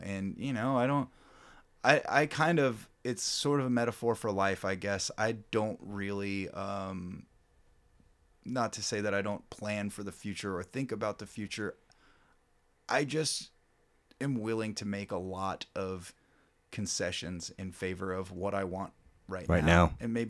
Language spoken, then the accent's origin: English; Kansas City, Missouri, United States; We're four dudes from Kansas City that like to play rock and roll.